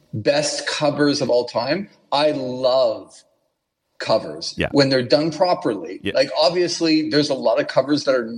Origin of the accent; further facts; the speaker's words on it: Canada; I'm from Canada.